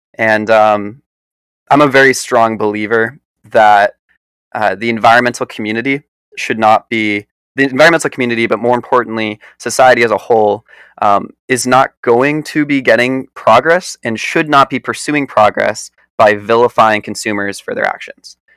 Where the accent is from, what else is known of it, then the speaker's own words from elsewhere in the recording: New York, United States; also born or lived in Philadelphia, Pennsylvania; now in Boston, United States; I was born outside of Philadelphia, grew up in New York, and right now I'm weathering the storm for the pandemic in Boston